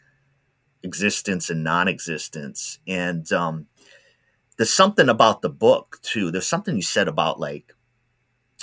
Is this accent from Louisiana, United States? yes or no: no; Rhode Island, United States; now in Oregon, United States; I'm from Rhode Island originally